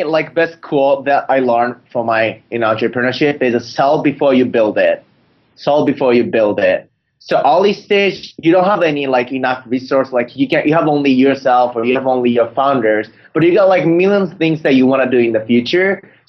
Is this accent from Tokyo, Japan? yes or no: yes; Tokyo, Japan; moved away as an adult; now in San Francisco, United States; I'm originally from Tokyo. I came to San Francisco to start a company 2 years ago. And I got into Y Combinator as the first Japanese entrepreneur in YC.